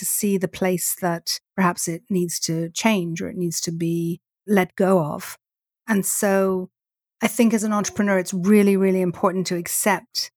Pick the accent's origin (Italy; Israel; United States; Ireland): Ireland; growing up in Ireland, we used to go to see Maureen Potter and the end of year Christmas special in the Gaiety Theatre.